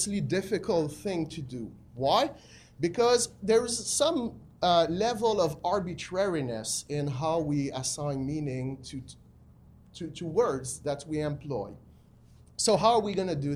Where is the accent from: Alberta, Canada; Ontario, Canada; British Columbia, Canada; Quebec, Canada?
Quebec, Canada; Quebec City; I'm from Quebec City